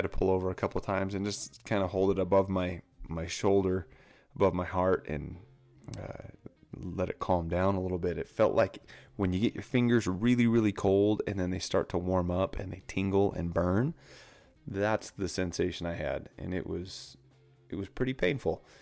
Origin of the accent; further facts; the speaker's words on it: Orem, Utah, United States; I started off in Orem, and my parents moved me down to uh, Spanish Fork area, and I stayed down there.